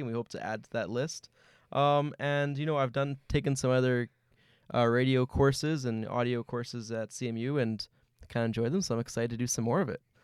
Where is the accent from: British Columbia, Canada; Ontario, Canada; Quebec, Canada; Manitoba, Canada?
Manitoba, Canada; Winnipeg; I'm from right here in Winnipeg